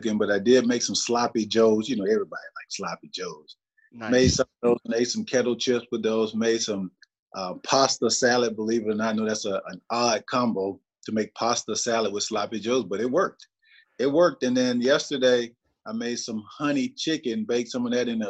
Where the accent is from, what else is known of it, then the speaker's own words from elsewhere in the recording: Aberdeen, Mississippi, United States; I'm just a small town country boy again from Aberdeen